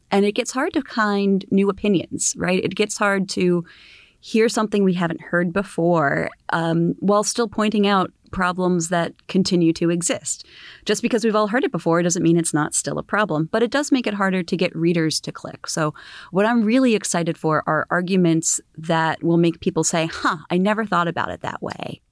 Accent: Philadelphia, Pennsylvania, United States; moved away as an adult; also born or lived in Washington, D.C.; I was born in the Philadelphia area

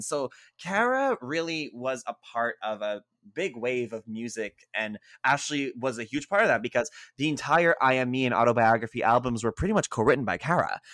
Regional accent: Montreal, Quebec, Canada; I'm from Montreal, so our legal age is eighteen

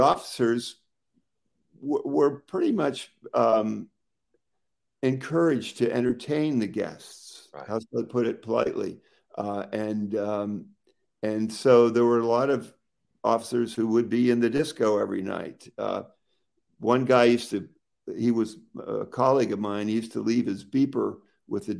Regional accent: Pittsburgh, Pennsylvania, United States; now in Martha's Vineyard, United States; I grew up near Pittsburgh

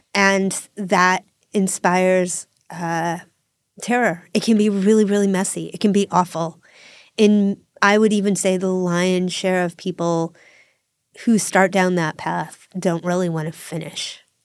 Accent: Northeast, United States; I'm a lesbian from the Northeast

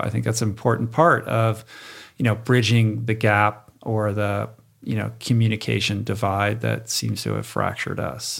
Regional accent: Michigan, United States; moved away; I'm originally from Michigan

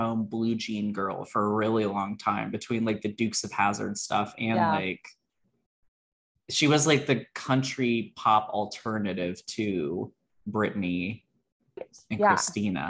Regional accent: Maryland, United States; I'm from Maryland

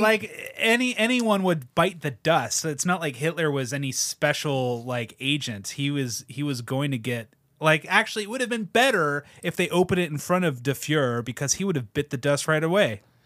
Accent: United States; as American

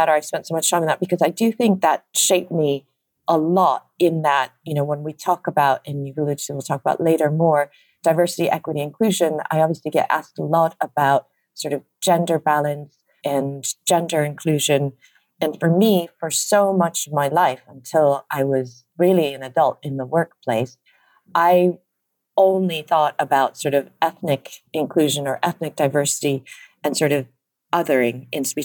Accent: Chicago, Illinois, United States; now in London, United Kingdom; I was born and raised in the Midwestern part of the state. So in the suburbs of Chicago

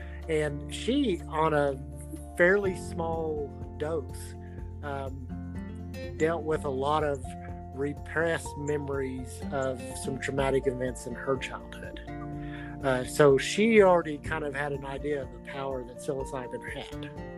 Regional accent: Arkansas, United States

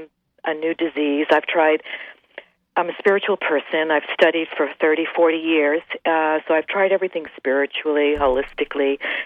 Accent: New York City, New York, United States; accent: Brooklyn; moved away as an adult; now in Seattle, United States; You haven't heard my accent yet. I'm living in Seattle 35 years, and I still have my Brooklyn accent.

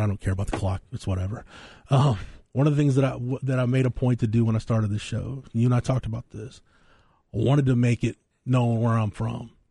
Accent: Florence, Texas, United States; my hometown

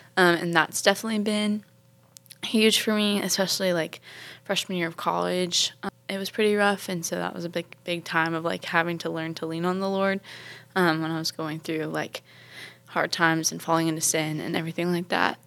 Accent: Charleston, South Carolina, United States; I'm from Charleston, South Carolina

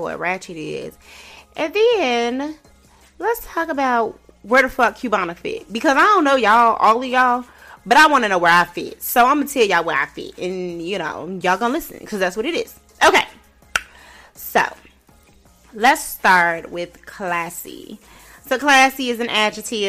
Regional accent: Chicago, Illinois, United States; I grew up in Chicago and I grew up in a hood in Chicago

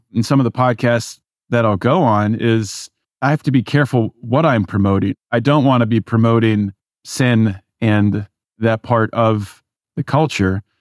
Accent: Pittsburgh, Pennsylvania, United States; moved away as an adult; also born or lived in California; I was raised in Pittsburgh, as we were talking pre-show. raised in suburbia

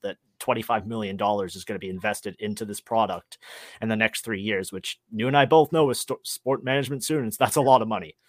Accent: Toronto, Ontario, Canada; I'm from Toronto, so that was the team I attached myself

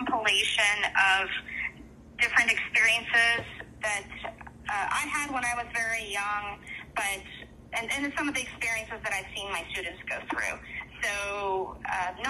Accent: Texas, United States; moved away as an adult; also born or lived in India / Minnesota / New England; now in St. Paul, United States; I am originally born in India, but I was raised in Texas and have lived in Minnesota for the last 22 years.

